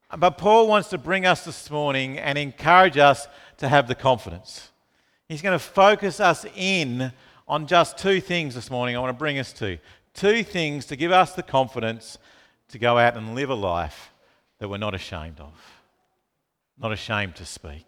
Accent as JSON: {"language": "English", "town": "Launceston", "region": "Tasmania", "country": "Australia", "tie": "born or raised there", "moved": "yes", "said": "I grew up in Tasmania, in Launceston"}